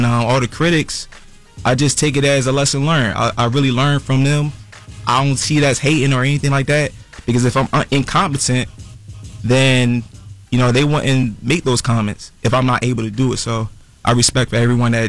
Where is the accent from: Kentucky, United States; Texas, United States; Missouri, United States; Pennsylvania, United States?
Pennsylvania, United States; Philadelphia; I'm from North Philly.